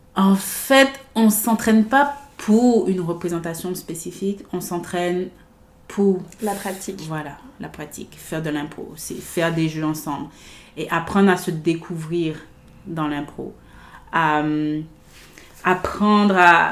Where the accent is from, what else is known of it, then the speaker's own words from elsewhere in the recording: Guadeloupe; also born or lived in France; now in Vancouver, Canada; je suis née en Guadeloupe, dans les Caraïbes.